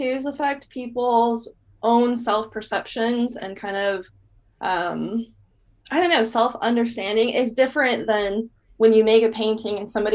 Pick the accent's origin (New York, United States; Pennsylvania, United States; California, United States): California, United States; Bay Area; moved away as an adult; now in Portland, United States; I was originally from the Bay Area